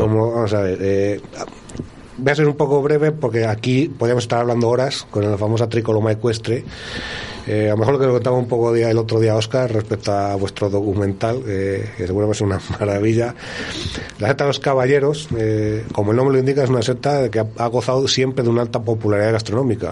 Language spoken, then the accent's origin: Spanish; Montemayor de Pililla, Castile and León, Spain; yo soy de Montemayor